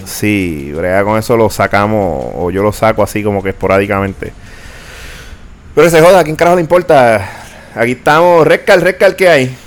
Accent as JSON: {"language": "Spanish", "country": "Puerto Rico"}